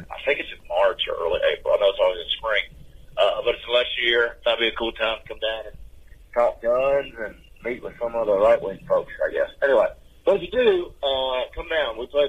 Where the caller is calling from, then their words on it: Nashville, Tennessee, United States; I'm calling from Nashville, Tennessee.